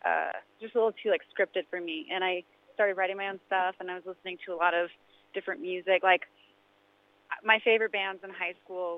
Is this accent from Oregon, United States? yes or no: yes; Oregon, United States; I kind of bopped around a lot as a kid, but I spent most of my formative years in a suburb outside of Portland, Oregon, on the West Coast.